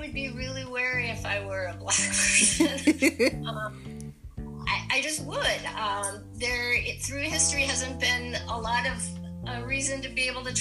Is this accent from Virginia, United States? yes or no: no; Minnesota, United States; I come from Minnesota, the Minnesota Nice, where people pretend to be your friends